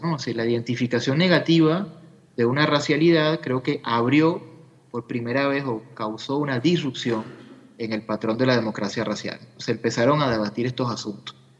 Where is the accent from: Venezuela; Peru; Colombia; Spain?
Venezuela; como venezolanos